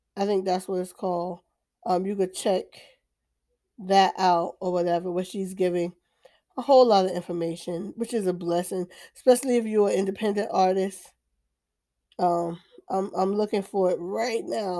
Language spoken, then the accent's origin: English; New Jersey, United States; now in Deep South, United States; I'm in the Deep South, I'm from New Jersey, but I'm in the Deep South